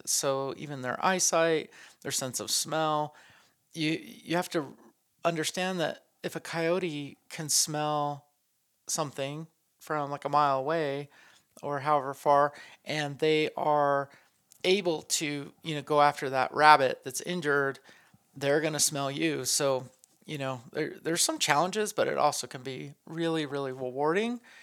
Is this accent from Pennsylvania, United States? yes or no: no; northern New Mexico, United States; I grew up in northern New Mexico